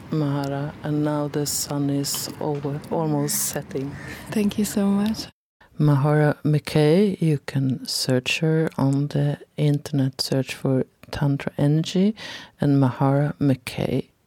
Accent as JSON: {"language": "English", "country": "Sweden", "second_language": "English", "said": "you can hear I'm from Sweden"}